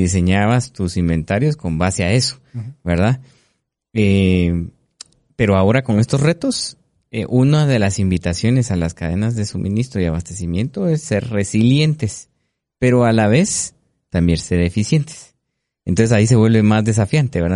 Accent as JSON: {"language": "Spanish", "country": "Guatemala"}